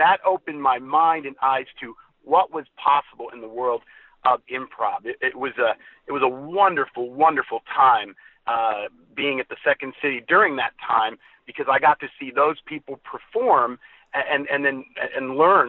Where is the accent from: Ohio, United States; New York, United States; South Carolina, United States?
Ohio, United States; Columbus; moved away as an adult; also born or lived in Texas; now in Fort Worth, United States; Well, I grew up in the Midwest. I grew up in Columbus, Ohio.